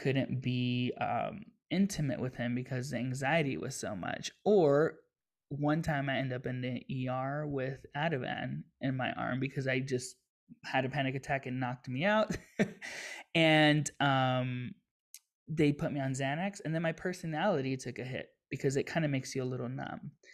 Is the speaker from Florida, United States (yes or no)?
yes; Miami, Florida, United States; I grew up in Miami, so it's very diverse